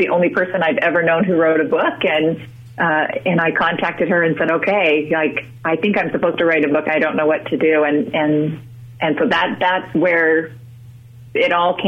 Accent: Utah, United States; I'm originally from Utah

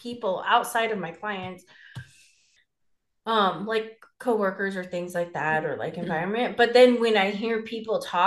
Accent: California, United States; as a Californian

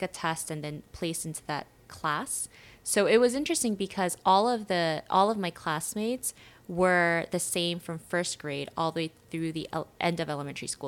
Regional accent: New York, United States; also born or lived in South Korea; when I was growing up in New York

